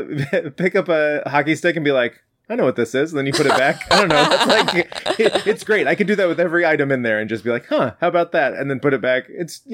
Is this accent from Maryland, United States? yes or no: no; Cedar Rapids, Iowa, United States; born or raised there